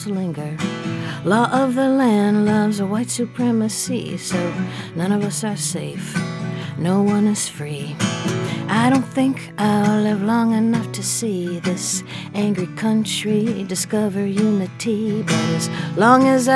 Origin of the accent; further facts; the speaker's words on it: Milwaukee, Wisconsin, United States; I grew up in Milwaukee, Wisconsin